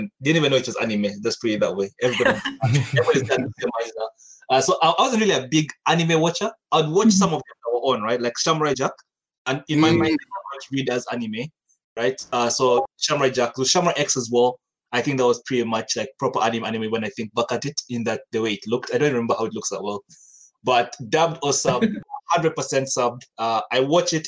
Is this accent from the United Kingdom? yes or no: no; Uganda; also born or lived in Kenya; back home is Uganda. I'm from Uganda. I grew up in Uganda and Kenya. I was in Kenya for 10 years